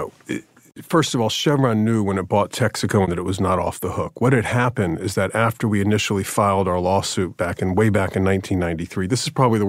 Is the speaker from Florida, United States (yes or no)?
yes; Jacksonville, Florida, United States; Jacksonville, Florida.